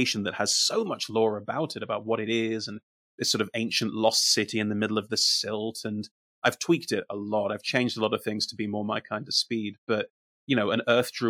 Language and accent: English; Germany; moved away; also born or lived in United Kingdom; I grew up in Germany. I'm mostly German